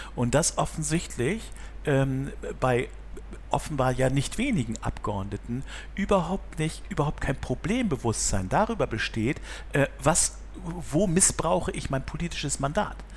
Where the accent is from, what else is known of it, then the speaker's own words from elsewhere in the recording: Bremen, Germany; now in Hamburg, Germany; ich bin geboren in Bremen